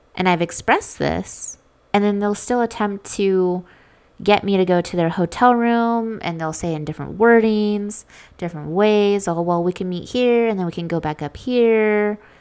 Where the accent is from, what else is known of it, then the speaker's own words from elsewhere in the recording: Las Vegas, Nevada, United States; I'm from Vegas